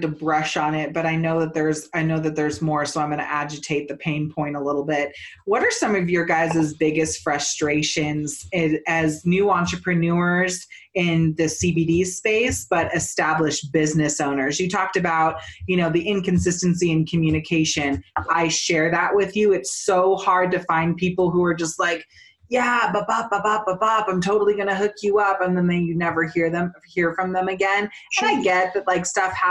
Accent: Northern California, United States; now in Colorado, United States; I'm from Northern California.

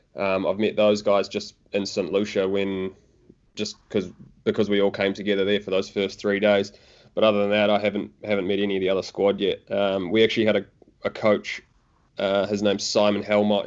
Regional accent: Auckland, New Zealand; also born or lived in Dunedin; I'm actually from Auckland, but I was living in Dunedin for the summer

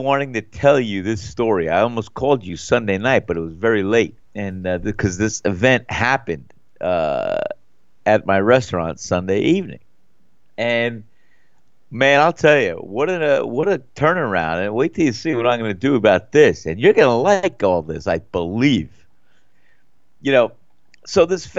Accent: United States; moved away; New York, New Jersey

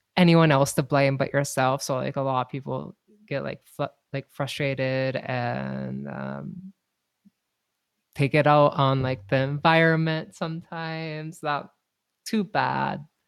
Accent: North Dakota, United States; moved away; North Dakota

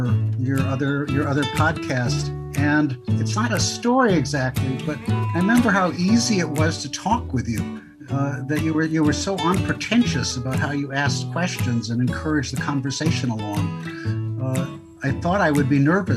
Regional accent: Superior, Wisconsin, United States; also born or lived in Melrose, Wisconsin; I grew up first in a little town called Melrose, Wisconsin, 497 people. My father was a country doctor. Then a town called Superior, Wisconsin

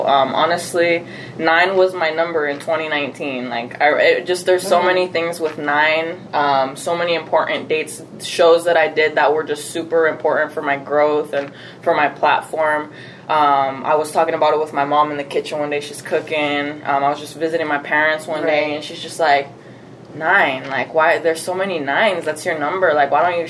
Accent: San Diego, California, United States; also born or lived in Mesa, Arizona; now in Arizona, United States; I was born here. I was born in Mesa. Oh. But I'm not from here. I was maybe here till I was like 3 months old, and then we moved to San Diego, California. Oh, okay. So I grew up there, so I always just say I'm from there.

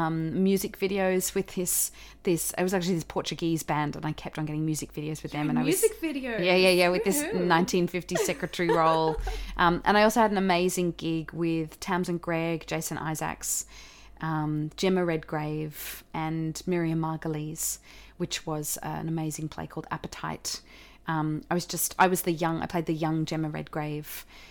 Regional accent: Australia; accent: Australian; I had this audition for Anzac Girls back here in Australia. So I had to relearn my Australian accent.

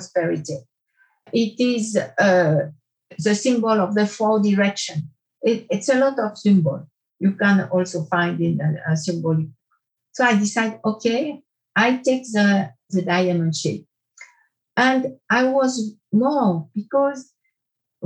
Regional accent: Porrentruy, Jura, Switzerland; also born or lived in France; in Porrentruy, where I grew up

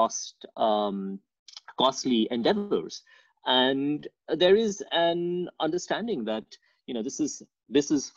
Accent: India; moved away; also born or lived in Calcutta; I grew up in India, and I did my bachelor's in Calcutta in Presidency College

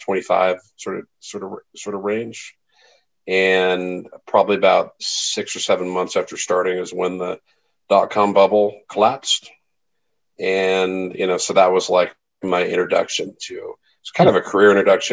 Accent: Bay Area, California, United States; I grew up in the Bay Area. So I grew up out here

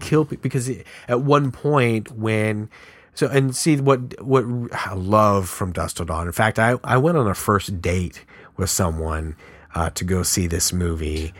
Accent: San Antonio, Texas, United States; I grew up in San Antonio

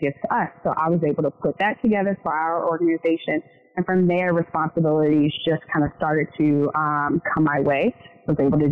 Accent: Louisville, Kentucky, United States; moved away as an adult; now in Charlotte, United States; I'm from Louisville, Kentucky. I moved here exactly for the internship.

